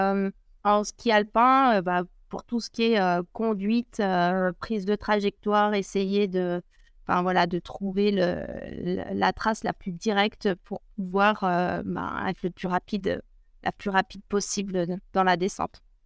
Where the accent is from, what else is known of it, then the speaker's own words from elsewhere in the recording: La Clusaz, Auvergne-Rhône-Alpes, France; je suis originaire de La Cruza, un petit village de montagne à 1000 mètres d'altitude, une grande station de ski aussi accessoirement. Et, mmh. et voilà, je suis née là-bas